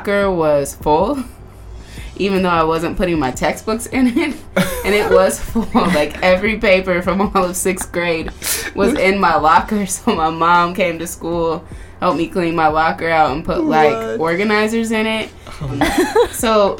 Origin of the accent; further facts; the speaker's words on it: Indianapolis, Indiana, United States; moved away as an adult; now in Seattle, United States; I was born in Indianapolis, Indiana